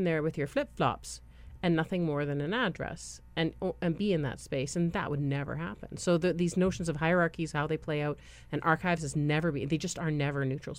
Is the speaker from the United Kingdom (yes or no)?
yes; England, United Kingdom; born there; because I was born in England and I have a Canadian passport, when I go to Britain and I pass passport control, they always say welcome home.